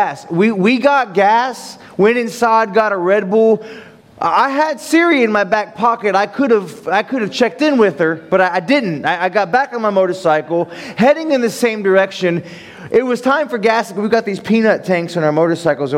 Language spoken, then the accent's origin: English; Ohio, United States; moved away; I'm from Ohio, and there's cornfields and flat lands in Ohio